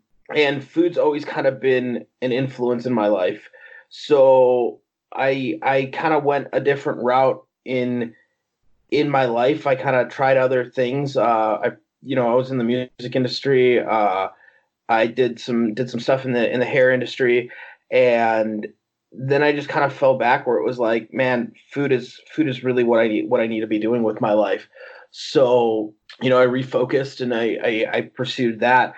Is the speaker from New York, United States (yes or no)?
no; outside of Chicago, Illinois, United States; I'm born and raised outside of Chicago, Illinois